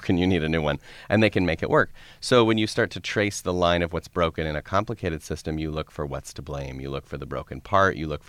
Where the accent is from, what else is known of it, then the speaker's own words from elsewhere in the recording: Colorado, United States; I grew up in Colorado.